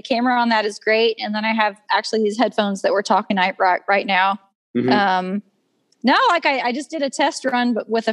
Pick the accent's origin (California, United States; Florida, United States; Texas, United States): Texas, United States; Dorchester; my hometown, which is more like a village. It's a ranching community